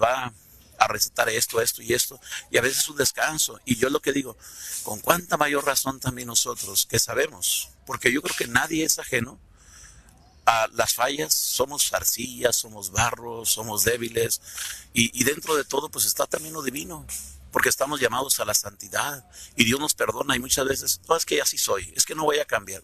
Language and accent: Spanish; Tecalitlán, Jalisco, Mexico; Yo soy de Tecaritlán